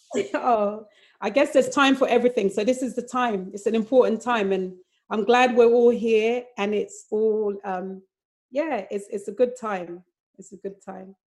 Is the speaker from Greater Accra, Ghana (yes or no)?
yes; Accra, Greater Accra, Ghana; moved away; also born or lived in London; I even though I was born in London, I grew up in Accra